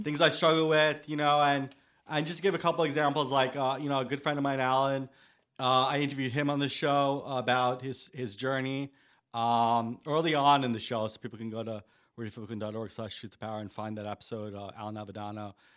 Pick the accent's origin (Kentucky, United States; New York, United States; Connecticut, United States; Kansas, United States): New York, United States; New York City; I was born in Staten Island. I've always had this relationship with New York, being that, um, I haven't lived anywhere else